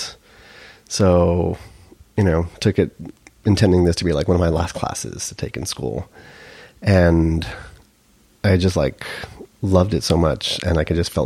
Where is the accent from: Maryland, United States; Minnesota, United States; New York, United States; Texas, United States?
Texas, United States; El Paso; also born or lived in Sherman, Texas; I was born and raised in El Paso.